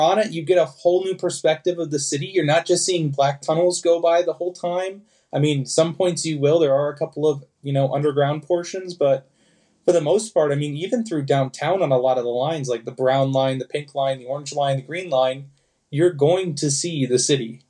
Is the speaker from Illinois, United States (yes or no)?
yes; Chicago suburbs, Illinois, United States; I grew up in the Chicago suburbs